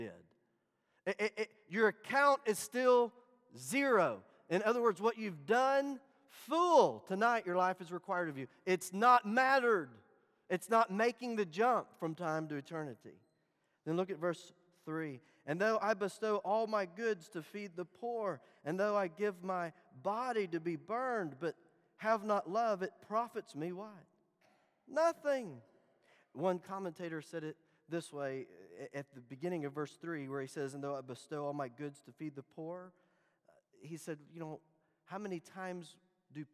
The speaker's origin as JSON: {"language": "English", "town": "Dallas", "region": "Texas", "country": "United States", "tie": "born or raised there", "said": "Growing up in Dallas"}